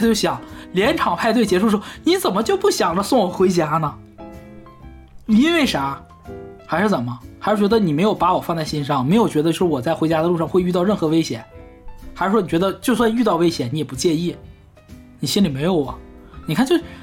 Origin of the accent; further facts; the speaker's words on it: China; 我们中国人